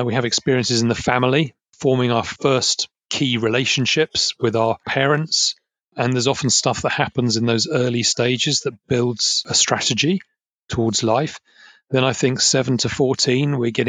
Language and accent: English; Essex, East of England, United Kingdom; I grew up in Essex, and we have a lot of pubs called the Green Man.